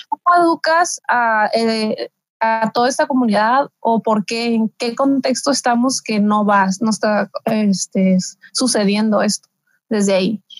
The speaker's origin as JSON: {"language": "Spanish", "area": "Mexicali Valley", "region": "Baja California", "country": "Mexico", "said": "yo soy del Valle de Mexicali"}